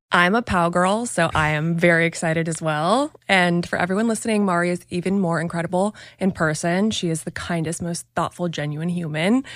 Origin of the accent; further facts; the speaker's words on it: Hawaii, United States; moved away; also born or lived in Oregon; I was born in Hawaii, spent most of my childhood years there